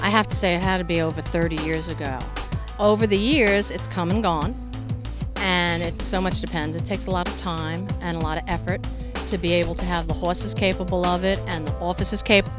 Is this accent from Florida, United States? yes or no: no; New York City, New York, United States; now in Washington, D.C., United States; I grew up in Brooklyn, New York